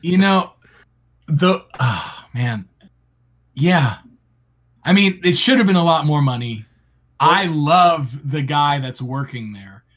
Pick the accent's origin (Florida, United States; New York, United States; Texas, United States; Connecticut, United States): Florida, United States; a Florida man. Grew, I grew up in Florida